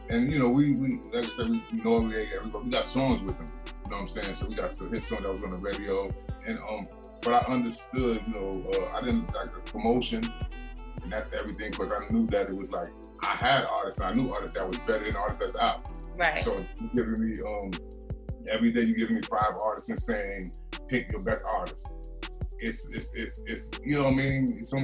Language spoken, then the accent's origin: English; New York City, New York, United States; moved away; I'm from Marcy Projects, born and raised